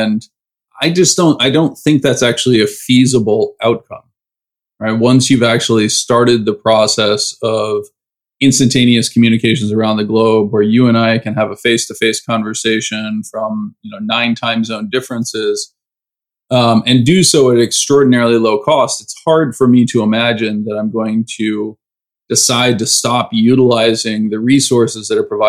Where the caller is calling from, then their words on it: California, United States; I am calling you from Northern California, just outside of San Francisco.